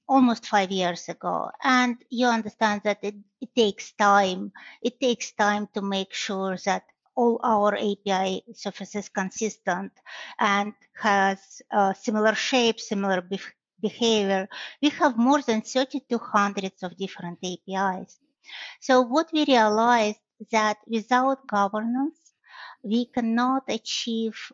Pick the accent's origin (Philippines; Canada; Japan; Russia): Russia; moved away as an adult; now in Michigan, United States; Originally, I'm from Russia, but I live in Michigan for more than 25 years